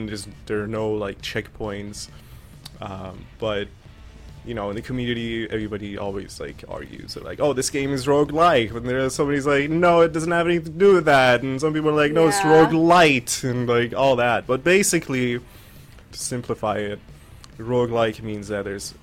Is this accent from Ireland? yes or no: no; Iran; first language Farsi; English is a second language; moved away; I speak Farsi because I was born and raised in Persia. I'm Persian